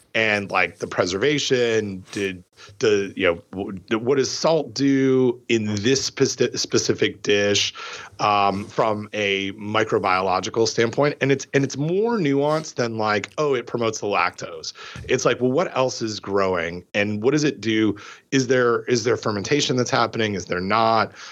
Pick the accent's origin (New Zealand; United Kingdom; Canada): Canada; growing up in Canada